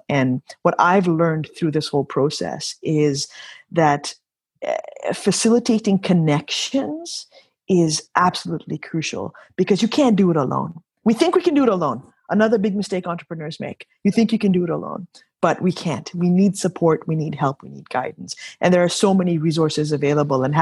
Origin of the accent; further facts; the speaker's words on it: Kenya; now in Canada; And never in my history of being a Canadian, I immigrated to Canada in 1988 from Africa, from Kenya.